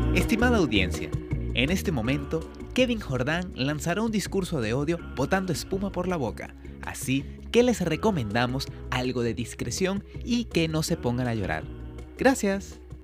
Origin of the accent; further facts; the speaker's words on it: Venezuela; moved away; como venezolanos